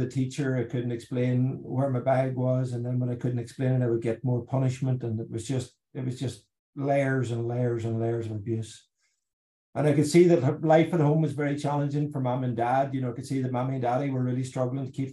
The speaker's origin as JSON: {"language": "English", "country": "Ireland", "tie": "born or raised there", "said": "growing up in Ireland, more than the rest of the world, I suppose, as a young boy in the 70s and 80s"}